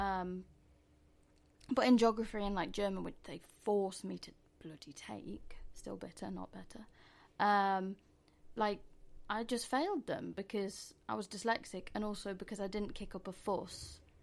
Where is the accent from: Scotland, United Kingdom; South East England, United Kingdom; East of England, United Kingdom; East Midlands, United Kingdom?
East Midlands, United Kingdom; Mansfield; moved away as an adult; now in London, United Kingdom; we're both from Mani T, as we call it